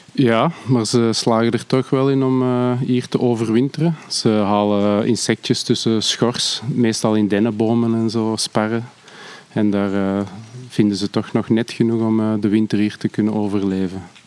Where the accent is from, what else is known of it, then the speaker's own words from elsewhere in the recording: Antwerp, Flanders, Belgium; ik ben van Antwerpen